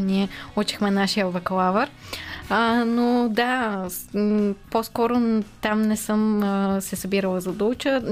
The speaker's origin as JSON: {"language": "Bulgarian", "town": "Sofia", "region": "Sofia City", "country": "Bulgaria", "tie": "born or raised there", "said": "от София съм си родом"}